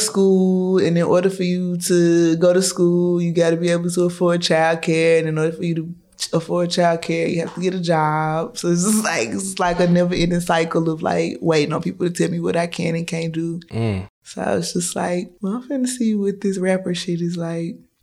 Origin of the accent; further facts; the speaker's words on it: Chattanooga, Tennessee, United States; I'm from Chattanooga, Tennessee